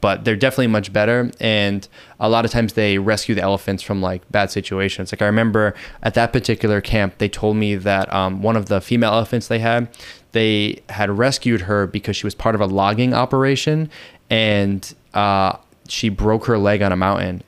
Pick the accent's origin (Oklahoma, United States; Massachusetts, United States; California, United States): Massachusetts, United States; Boston; moved away as an adult; now in Thailand; I'm originally from Boston, Massachusetts, and I've been in Thailand for almost five years now